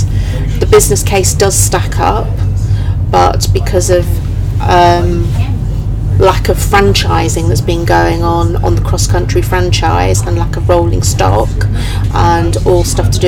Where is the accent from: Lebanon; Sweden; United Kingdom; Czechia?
United Kingdom; Great Yarmouth, East of England; moved away; So I grew up in Great Yarmouth